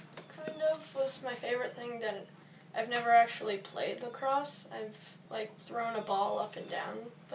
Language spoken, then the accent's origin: English; New York City, New York, United States; I'm from New York.